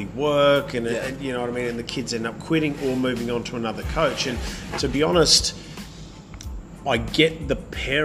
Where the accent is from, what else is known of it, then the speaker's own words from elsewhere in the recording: England, United Kingdom; moved away; I was born in England a few years ago, before you were